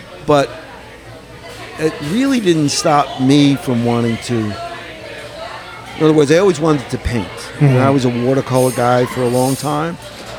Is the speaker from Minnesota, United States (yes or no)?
no; Lodi, New Jersey, United States; I mean, I grew up in Lodi.